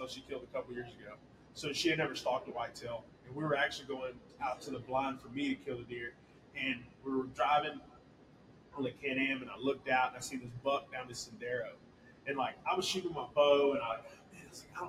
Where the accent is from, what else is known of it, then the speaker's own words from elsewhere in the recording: Goliad, Texas, United States; I was lucky enough to have like friends growing up in Goliad, of course, that like took me hunting with them